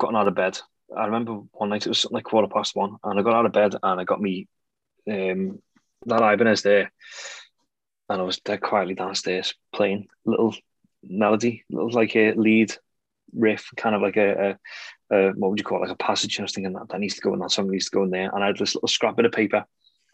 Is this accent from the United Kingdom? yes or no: yes; Bootle, North West England, United Kingdom; I grew up in Bootle, which is technically just outside Liverpool. It's in Sefton, but it's an L postcode.